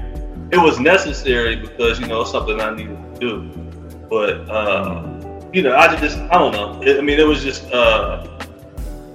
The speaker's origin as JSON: {"language": "English", "town": "Cincinnati", "region": "Ohio", "country": "United States", "tie": "born or raised there", "said": "Grew up in Evanston"}